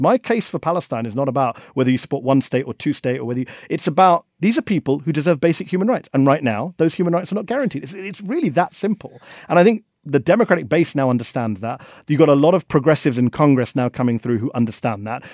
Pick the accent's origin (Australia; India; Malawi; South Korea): India; I'm from India